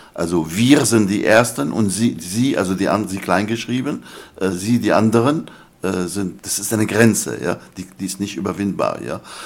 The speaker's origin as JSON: {"language": "German", "town": "Damascus", "region": "Damascus Governorate", "country": "Syria", "also_born_or_lived": "Germany", "first_language": "Arabic", "second_language": "German", "moved": "yes", "lives_now": "United Kingdom", "said": "ethnisch bin ich ein, ein, ein Araber aus Damaskus"}